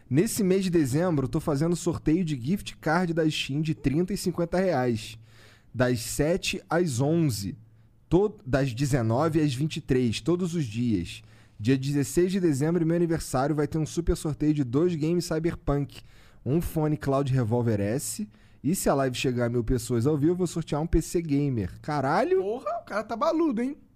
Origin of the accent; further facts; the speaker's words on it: Recife, Pernambuco, Brazil; Somos de Recife também.